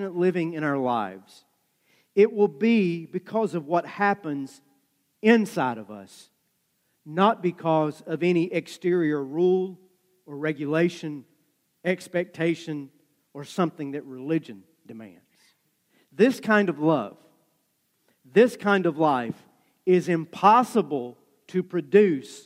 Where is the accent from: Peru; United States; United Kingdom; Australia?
United States; just south of Dayton, Tennessee; moved away; Dayton, Tennessee is just north of where I grew up